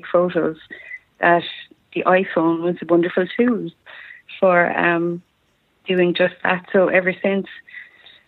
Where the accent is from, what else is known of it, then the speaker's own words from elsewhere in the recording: County Tipperary, Munster, Ireland; I'm from County Tipperary in Ireland, which is in the southeast of Ireland